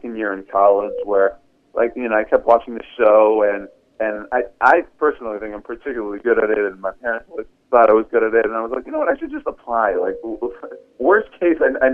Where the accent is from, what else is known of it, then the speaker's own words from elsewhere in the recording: Houston, Texas, United States; I'm from Houston, Texas